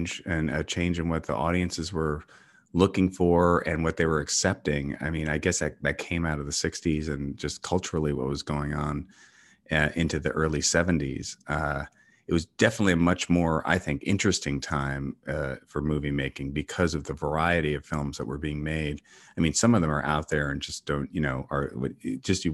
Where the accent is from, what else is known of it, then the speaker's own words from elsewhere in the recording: New York, United States; moved away as an adult; also born or lived in Los Angeles; I grew up in New York and moved to LA probably when I was around 21 or 2 or something like that. And then ended up coming back to New York about 14 years ago.